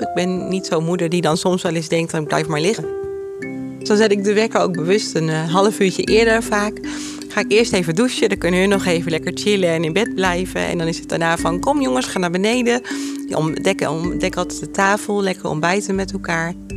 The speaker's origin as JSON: {"language": "Dutch", "town": "Apeldoorn", "region": "Gelderland", "country": "Netherlands", "tie": "born or raised there", "said": "ik kom uit Apeldoorn. Ik ben hier ook echt geboren en getogen"}